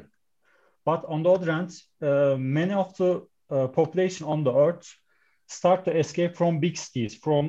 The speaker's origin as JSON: {"language": "English", "country": "Turkey", "said": "I'm from Turkey, by the way."}